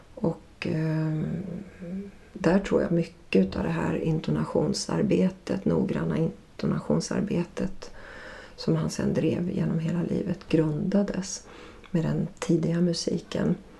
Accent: Ludvika, Dalarna County, Sweden; där jag växte upp i Ludvika i Dalarna

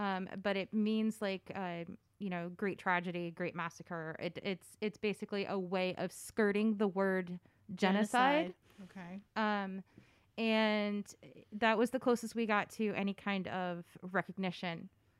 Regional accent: Connecticut, United States; I grew up, well, that's a trick question. Connecticut for the most part.

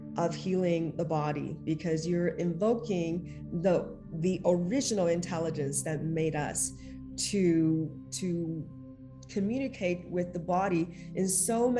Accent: China; now in Los Angeles, United States; growing up in China

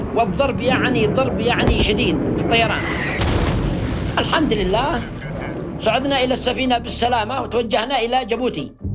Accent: Yemen; بلادنا اليمن

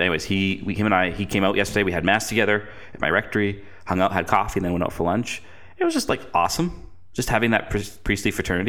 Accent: Canada; because you probably get asked this a lot as a Canadian. Oh, you're from Canada.

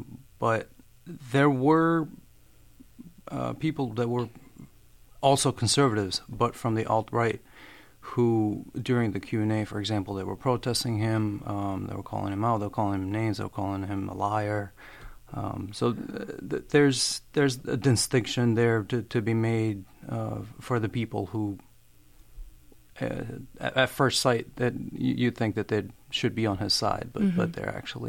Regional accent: Albania; English is a second language; now in Worcester, United States; I am originally from Albania. Moved here in 2010. I went for my undergrad in Worcester, where I live now.

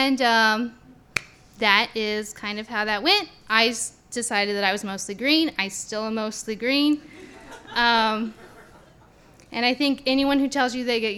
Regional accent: Caldwell, Idaho, United States; I grew up in Caldwell

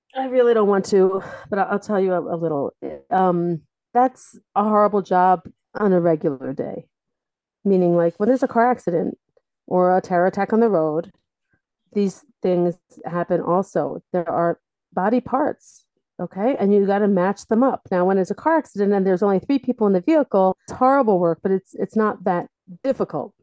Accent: Delaware, United States; moved away as an adult; now in Israel; I'm from Delaware originally

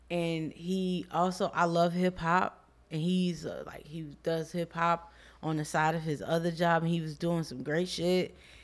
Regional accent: Chicago, Illinois, United States; We're from the same place. We're both from Southside Chicago.

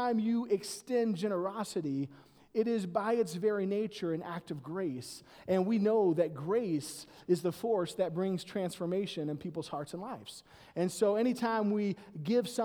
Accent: South Carolina, United States; moved away; I grew up in South Carolina

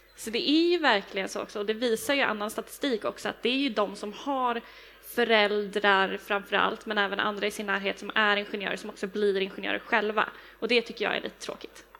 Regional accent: Stockholm, Stockholm County, Sweden; jag är från Stockholm

